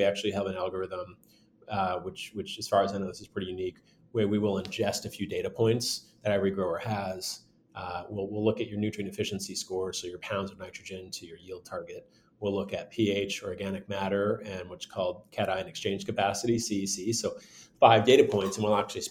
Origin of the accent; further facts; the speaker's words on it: Michigan, United States; now in Bay Area, California, United States; I grew up in Michigan, not too far from the border